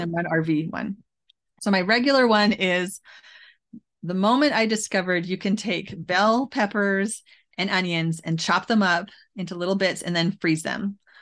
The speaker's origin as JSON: {"language": "English", "town": "Edmonton", "region": "Alberta", "country": "Canada", "tie": "born or raised there", "moved": "as an adult", "lives_now": "United States", "said": "where I grew up in Alberta and to take my kids to West Edmonton Mall"}